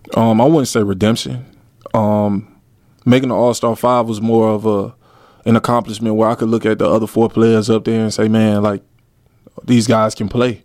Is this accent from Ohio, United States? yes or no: no; Miami, Florida, United States; moved away as an adult; also born or lived in Atlanta, Georgia; now in Darwin, Australia; I'm from Miami, Florida. I was born in Atlanta, Georgia